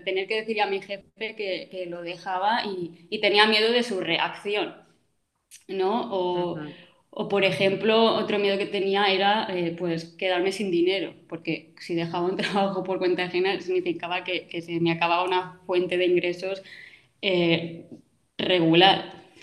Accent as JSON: {"language": "Spanish", "area": "Mallorca", "region": "Balearic Islands", "country": "Spain", "said": "soy de Mallorca, también vivo aquí actualmente"}